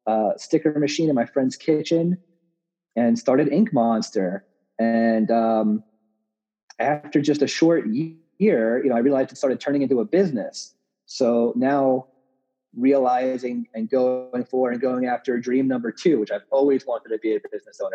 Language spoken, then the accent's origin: English; Long Island, New York, United States; moved away as an adult; also born or lived in Brooklyn, New York; now in Denver, United States; I grew up in New York on Long Island